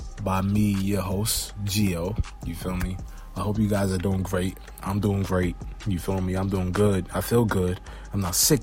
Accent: New York City, New York, United States; I'm from Brooklyn

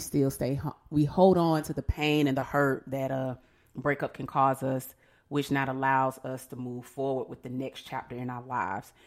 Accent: Atlanta, Georgia, United States; I am a mother of two children and I'm from Atlanta

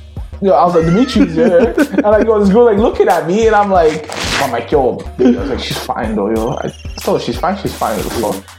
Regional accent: Brampton, Ontario, Canada; I know from Brampton, and it's sad that I'm from Brampton.

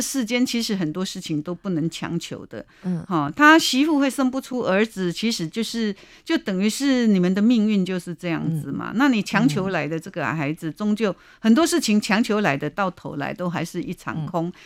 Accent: Chiayi, Taiwan; 我是嘉义人啊，我妈妈教给我的灯谜菜是那种小颗的那个菠菜，而且还连着根

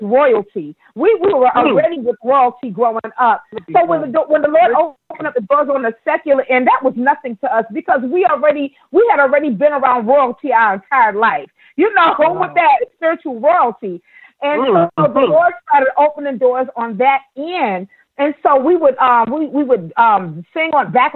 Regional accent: New York, United States; I'm a native New Yorker like you. We're both from New York.

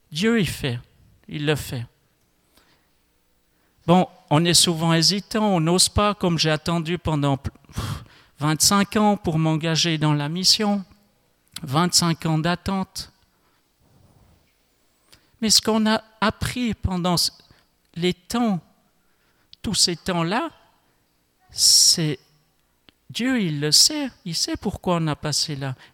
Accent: Switzerland; Je ne m'attendais pas à partir à New York en tant que Suisse, euh, savoir euh, euh, trois, quatre mots d'allemand, et puis c'est tout.

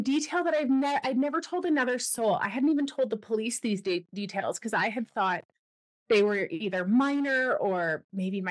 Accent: Ontario, Canada; moved away as an adult; also born or lived in Wyoming; now in British Columbia, Canada; I'm a Canadian born and raised. I grew up on the east side, so in Ontario.

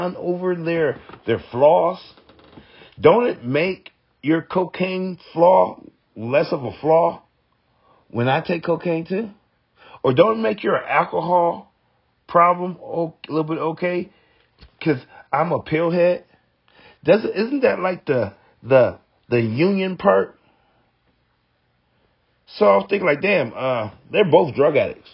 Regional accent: United States; I'm American

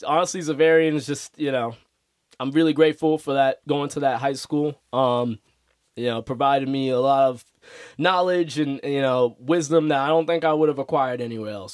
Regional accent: Boston, Massachusetts, United States; I'm a Boston sports fan 'cause I am from Boston. Born and raised my whole life.

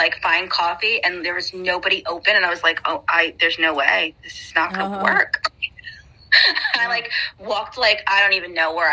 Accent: New York, United States; I'm from New York

